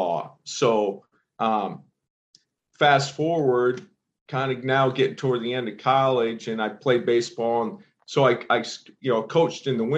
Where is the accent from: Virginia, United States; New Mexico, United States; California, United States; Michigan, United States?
Michigan, United States; Belding; moved away; I grew up in Belding. For the people listening who don't know where that's at, that's a town of about 4,500 people, situated between Grand Rapids, Michigan, and Lansing, Michigan